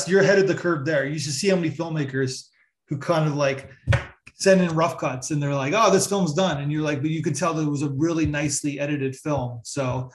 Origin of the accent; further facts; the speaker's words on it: Canada; moved away as an adult; also born or lived in New York City; I'm Canadian, so it's not the same thing, but I'm from a very small town in Canada